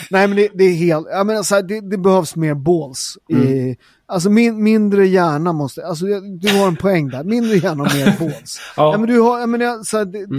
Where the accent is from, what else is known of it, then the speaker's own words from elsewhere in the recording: Sweden; jag är ju född i Sverige